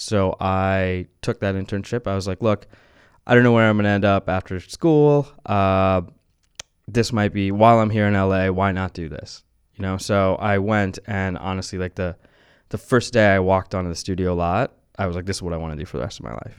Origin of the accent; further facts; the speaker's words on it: New Orleans, Louisiana, United States; moved away; I grew up in New Orleans